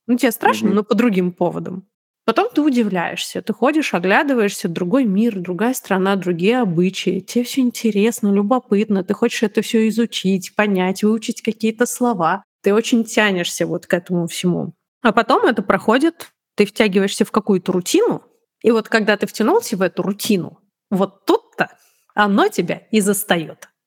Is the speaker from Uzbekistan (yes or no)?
yes; Tashkent, Uzbekistan; born there; also born or lived in Moscow; я же родилась не в Москве, я родилась в Ташкенте.